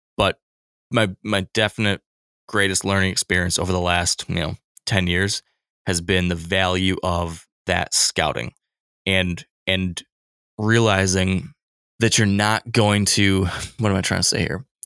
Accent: Michigan, United States; My home state of Michigan

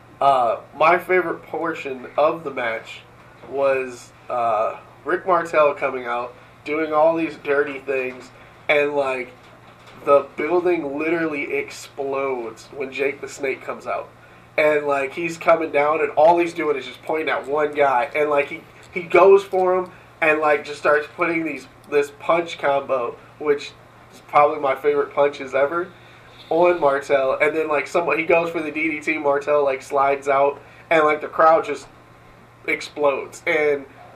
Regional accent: Wisconsin, United States; We're from Wisconsin

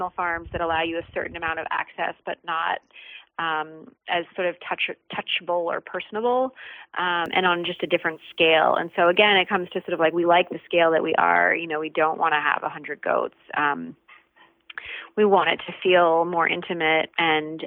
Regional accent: New York City, New York, United States; moved away; I grew up in New York City

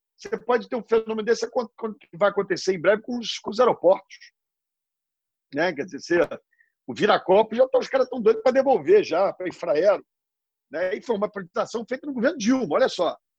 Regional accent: Rio de Janeiro, Brazil; Nasci no Rio, na Zona Sul, morei no Jardim Botânico, me estudei no Colégio Santo Agostinho e formei direito na PUC

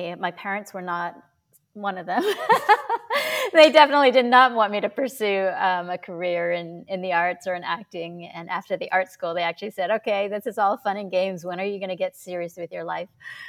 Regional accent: Toronto, Ontario, Canada; Yeah, I grew up in Toronto, Canada. My parents were immigrants from Hong Kong and China.

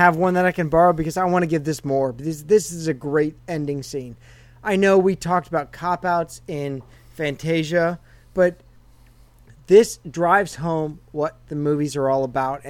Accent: United States; as Americans

